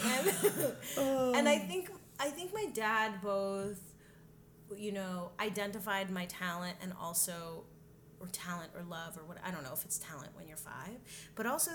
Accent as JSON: {"language": "English", "region": "New Jersey", "country": "United States", "tie": "born or raised there", "said": "I grew up in New Jersey, just like 25 miles from here."}